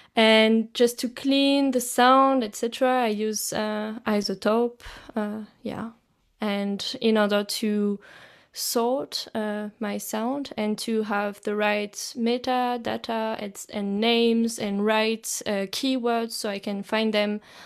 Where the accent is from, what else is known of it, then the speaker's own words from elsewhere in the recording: France; now in Zurich, Switzerland; I come from France, but I'm now based in Zurich, in Switzerland.